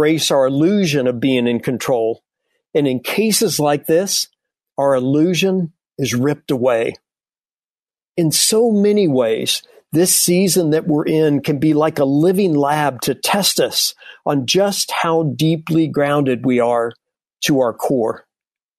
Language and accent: English; the South, United States; growing up in the South